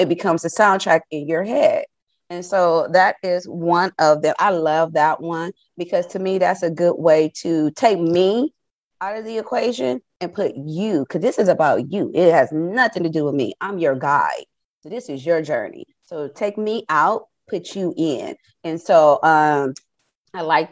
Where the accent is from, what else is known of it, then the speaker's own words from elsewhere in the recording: Compton, California, United States; I am from Compton. I grew up in Compton